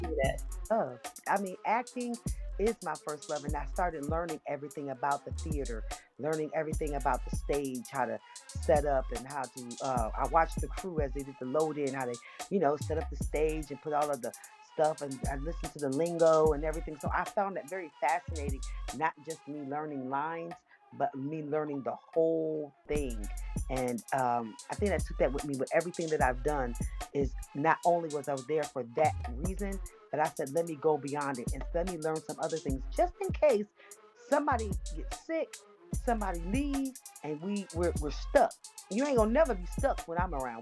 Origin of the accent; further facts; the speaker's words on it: Niagara Falls, New York, United States; now in Atlanta, United States; I hail from Niagara Falls, New York, and I live in Atlanta, Georgia